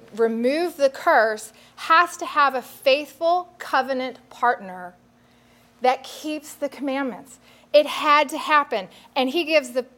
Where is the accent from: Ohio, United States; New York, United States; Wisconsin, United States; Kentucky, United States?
Kentucky, United States; Louisville; moved away as an adult; also born or lived in Central Valley, California; I came from Louisville, Kentucky